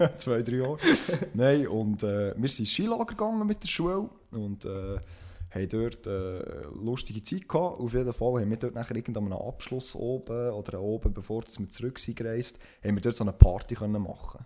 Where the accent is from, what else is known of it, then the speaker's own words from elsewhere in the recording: Switzerland; bei uns in der Schweiz